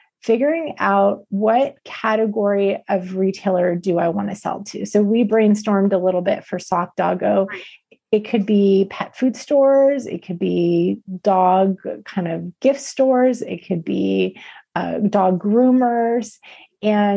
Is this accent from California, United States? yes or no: yes; California, United States; I'm from California